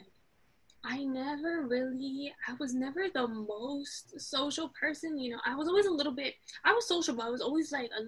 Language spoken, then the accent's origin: English; New York City, New York, United States; first language French and Arabic; English is a second language; also born or lived in Casablanca, Morocco; I came back to Queens for, like, basically my whole, you know, upbringing and formative years